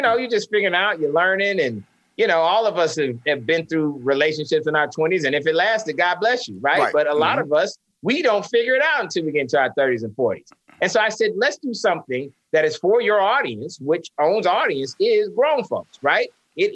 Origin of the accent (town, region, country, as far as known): St. Petersburg, Florida, United States; born or raised there